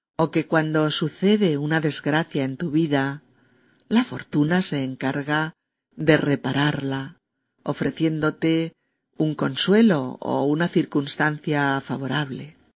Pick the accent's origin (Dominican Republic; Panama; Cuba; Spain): Spain; Castilla-La Mancha; moved away; mi tierra de origen en un pequeño pueblecito de Castilla-La Mancha